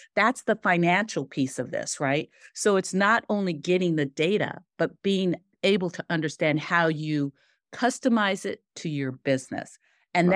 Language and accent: English; Seattle, Washington, United States; I grew up in Seattle, Tacoma area